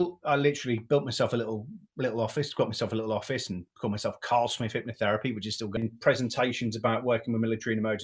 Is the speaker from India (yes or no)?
no; Great Yarmouth, East of England, United Kingdom; I'm from Great Yarmouth